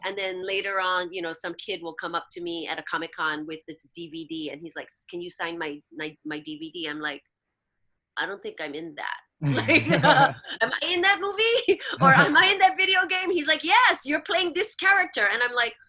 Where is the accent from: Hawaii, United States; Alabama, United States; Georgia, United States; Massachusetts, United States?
Hawaii, United States; accent: pidgin; first language Hawaiian Pidgin; moved away; my life growing up in Hawaii